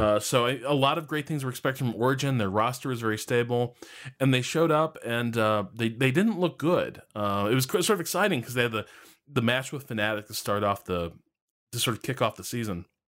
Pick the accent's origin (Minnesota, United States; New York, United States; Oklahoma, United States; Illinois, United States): Illinois, United States; Chicago; we're both from Chicago.